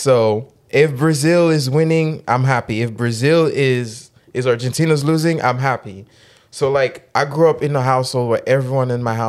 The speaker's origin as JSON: {"language": "English", "country": "Haiti", "tie": "born or raised there", "moved": "yes", "said": "I grew up in Haiti."}